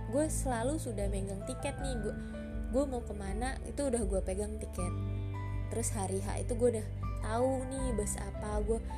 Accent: Lampung, Indonesia; sebelumnya gue dari Lampung gue dari Jak dari Lampung nih gue ke Jakarta dulu

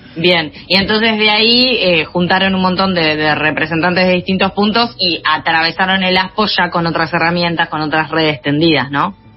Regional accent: Junín, Buenos Aires Province, Argentina; Majo y yo somos de Junín

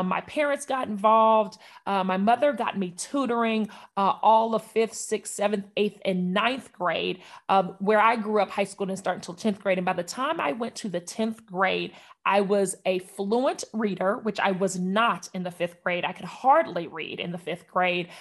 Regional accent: Northern California, United States; moved away as an adult; also born or lived in Oakland, California / Atlanta, Georgia; I was born in California, Northern California, and, uh, I grew up there for eighteen years

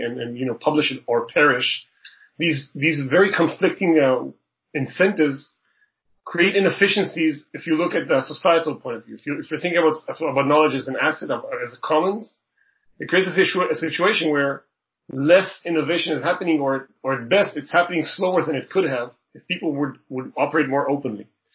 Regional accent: Israel; moved away as an adult; now in Toronto, Canada; I was born and raised in Israel

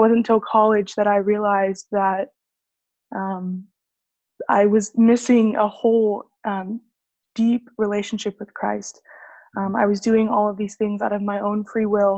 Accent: Sugar Land, Texas, United States; also born or lived in France; I was born and raised in Sugar Land, Texas, which is just 15 minutes south of Houston

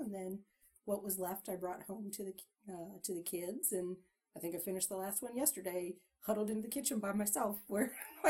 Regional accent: Canada; accent: Canadian; Sometimes my Canadian accent is Minnesota, but...

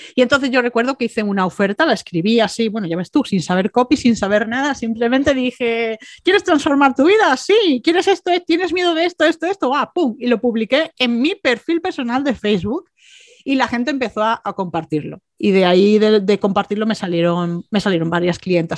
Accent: Málaga, Andalusia, Spain; also born or lived in Bilbao; aunque nací en Bilbao, mis padres tenían esa cultura, me trajeron a Málaga cuando era bebé

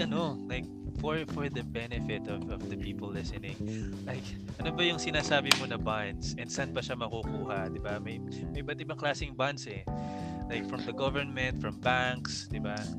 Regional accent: Mindoro, Mimaropa, Philippines; sa province ko sa Mindoro

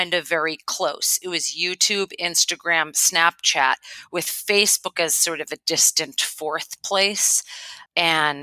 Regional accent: Boston, Massachusetts, United States; moved away as an adult; now in Oahu, United States; I am originally from Boston, and so I come to Oahu via the East Coast, and I moved here, about 10 years ago now

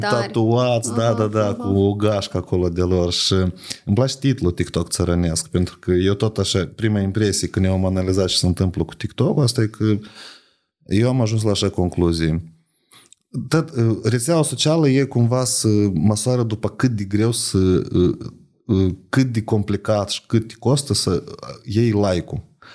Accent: Moldova; noi ca moldoveni

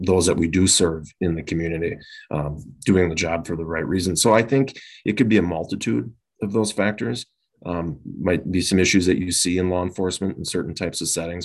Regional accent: Winona, Minnesota, United States; now in Chaska, United States; was born and raised initially down in Winona, Minnesota

